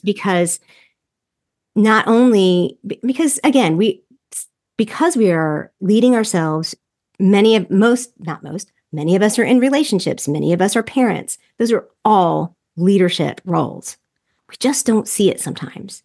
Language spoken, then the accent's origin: English; the South, United States; I'm from the South and from the evangelical culture